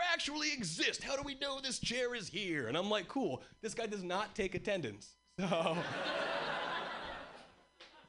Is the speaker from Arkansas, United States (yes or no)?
no; Hawaii, United States; moved away as an adult; now in Boston, United States; I was born and raised in Hawaii, and three years ago, I moved to Boston